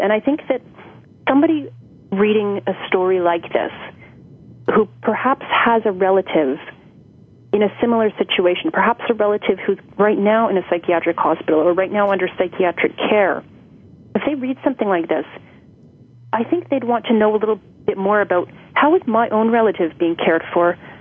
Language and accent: English; Toronto, Ontario, Canada; born and raised in Toronto